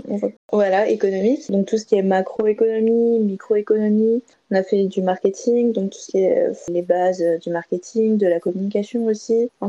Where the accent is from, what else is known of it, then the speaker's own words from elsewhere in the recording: Colmar, Grand Est, France; du euh, française, j'ai 22 ans, je viens de Colmar